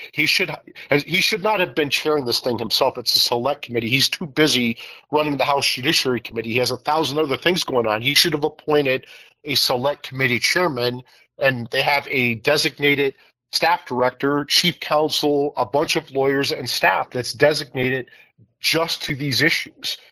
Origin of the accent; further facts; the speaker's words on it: Iowa, United States; senator Grassley is my home state senator from Iowa